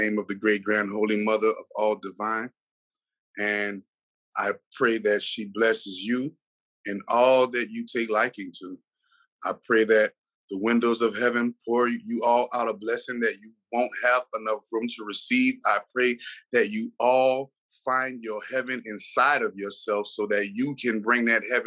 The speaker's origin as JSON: {"language": "English", "town": "New Orleans", "region": "Louisiana", "country": "United States", "tie": "born or raised there", "said": "I'm from New Orleans, Louisiana"}